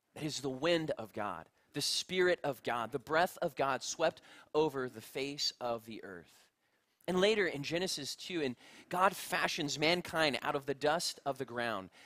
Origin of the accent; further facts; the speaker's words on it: United States; as an American